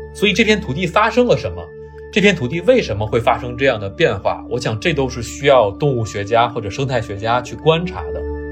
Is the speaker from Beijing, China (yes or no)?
yes; Beijing, China; 我小的时候是在北京的海淀长大，在中关村读我的小学跟中学